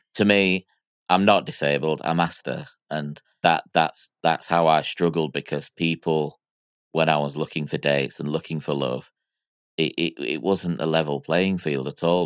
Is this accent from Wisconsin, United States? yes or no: no; Miami, Florida, United States; I was born in Miami in nineteen eighty-two